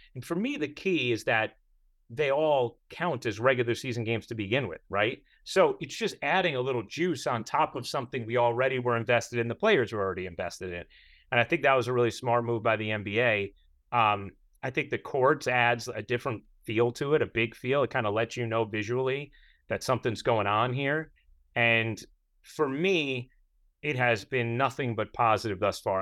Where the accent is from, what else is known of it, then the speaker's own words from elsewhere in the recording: New York, United States; as a New Yorker